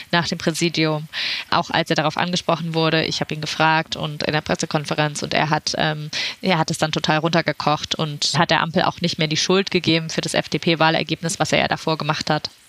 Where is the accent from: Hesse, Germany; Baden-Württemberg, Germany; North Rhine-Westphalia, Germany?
Baden-Württemberg, Germany; Stuttgart; Ich komme aus Stuttgart und äh, meine Schwester wohnt in Winterbach.